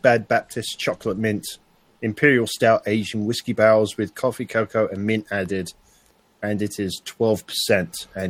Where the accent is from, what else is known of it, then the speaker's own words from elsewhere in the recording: London, United Kingdom; I'm not from Utah. I'm from London.